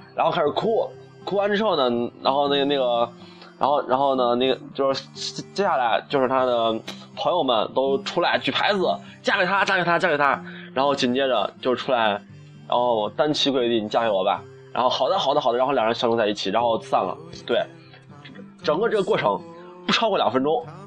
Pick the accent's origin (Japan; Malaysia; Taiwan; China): China; 我们中国人民